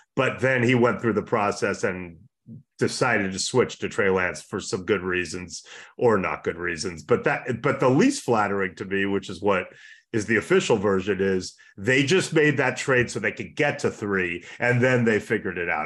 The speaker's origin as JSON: {"language": "English", "town": "Los Angeles", "region": "California", "country": "United States", "tie": "born or raised there", "also_born_or_lived": "San Francisco", "said": "I grew up a forty-niner fan, but in L"}